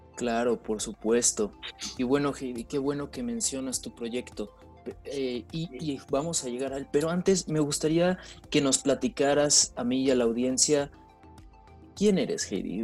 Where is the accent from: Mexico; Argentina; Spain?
Mexico; nuestras raíces indígenas como mexicanos